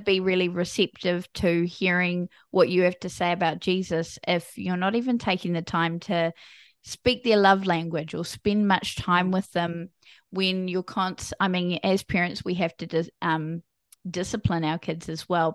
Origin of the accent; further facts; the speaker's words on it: New Zealand; I am from a small country called New Zealand. So, I'm a Kiwi.